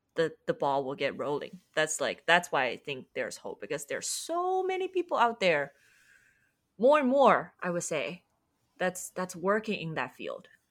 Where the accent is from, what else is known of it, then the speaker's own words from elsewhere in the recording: Shanghai, China; moved away as an adult; also born or lived in United States; I'm from Shanghai, China